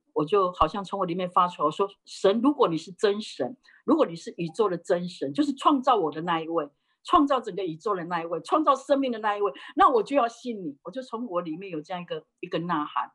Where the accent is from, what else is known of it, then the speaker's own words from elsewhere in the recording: Taiwan; moved away as an adult; also born or lived in Japan; 我是在台湾，呃，土生土长哈，那个嗯。呃，虽然祖籍是福建哈，但是好几代就移民到台湾去。然后我在，生在台湾的乡下，我是一个，呃，呃，家族就是我们代，代是拜偶像的